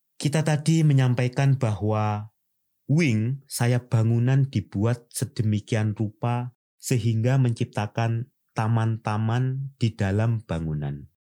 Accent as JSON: {"language": "Indonesian", "country": "Indonesia", "said": "sebagai orang Nusantara"}